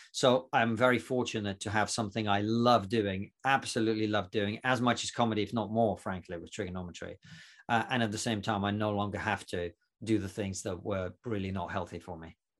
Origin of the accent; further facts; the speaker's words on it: Russia; now in United Kingdom; I'm actually not from Romania, uh, from, I'm from Russia.